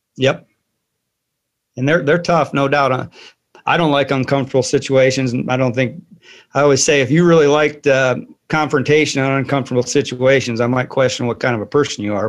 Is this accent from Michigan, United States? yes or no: no; Joliet, Illinois, United States; also born or lived in Saudi Arabia; now in Fairfield, United States; I'm originally from Joliet, Illinois